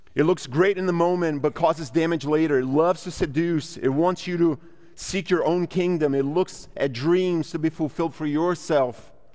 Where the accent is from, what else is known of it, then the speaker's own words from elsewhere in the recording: Brazil; now in United States; I'm a Brazilian by bir-, birth. I'm an American by paperwork